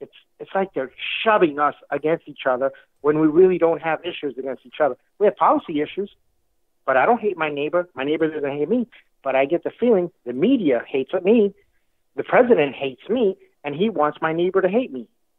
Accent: New York City, New York, United States; I'm Hispanic, and I grew up in New York City. I'm pretty sure you can hear the little accent, right?

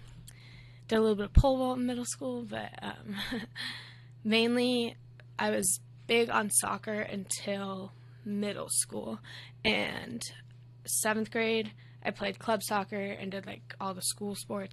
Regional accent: Texas, United States; Growing up in Texas was pretty fun. I think, like, kind of the suburb/city life, always, like, having something to do, like sporting events or just, like, stuff to do with friends.

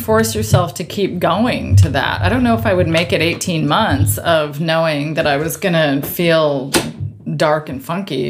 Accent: Eastern Washington, United States; also born or lived in Tri-Cities, Washington / Bellevue, Washington; So I moved from Eastern Washington to Bellevue. So from my mom's house to my dad and stepmom's house.

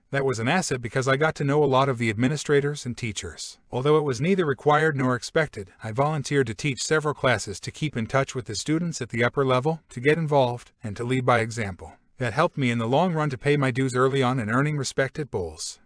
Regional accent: California, United States; now in Jacksonville, United States; I grew up in California

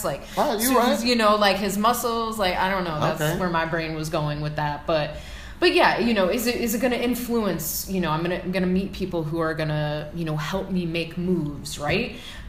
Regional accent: Midwest, United States; I mean, I grew up in the Midwest where there was none of that. It was very flat, nothing to, you know

